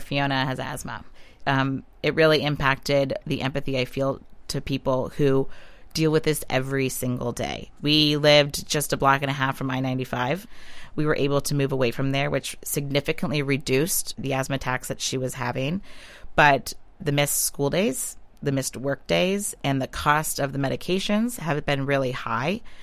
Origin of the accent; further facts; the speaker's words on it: Western Pennsylvania, United States; I grew up in Western Pennsylvania. I grew up on Lake Erie.